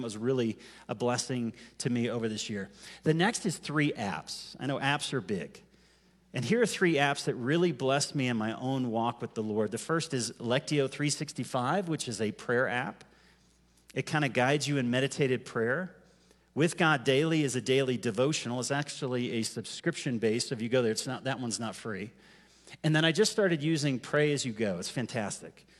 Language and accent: English; United States; I'm an American.